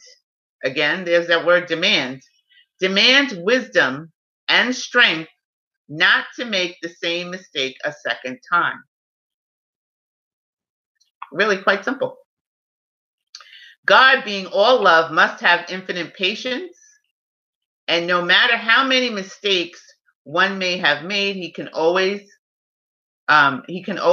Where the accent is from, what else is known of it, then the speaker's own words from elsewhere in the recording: New York City, New York, United States; I'm a New Yorker